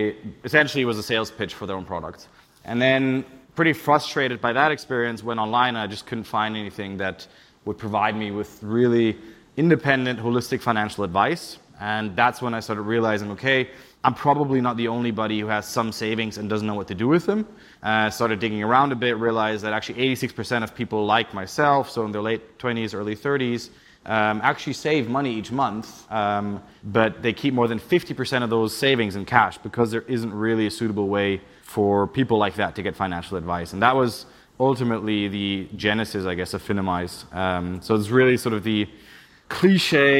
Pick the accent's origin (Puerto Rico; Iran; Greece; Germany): Germany; Berlin; moved away as an adult; also born or lived in Charlottesville, United States / Switzerland; now in United Kingdom; I'm originally from Berlin, but I always like to say I left when the city started getting cool, because I graduated from high school